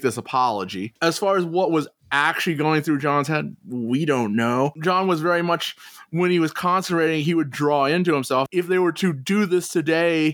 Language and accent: English; United States; As an American